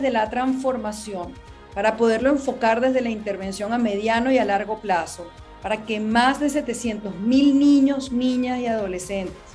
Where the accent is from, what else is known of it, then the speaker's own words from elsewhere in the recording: Caracas, Capital District, Venezuela; moved away; also born or lived in Colombia; una caraqueña de nacimiento, pero me siento una ciudadana del mundo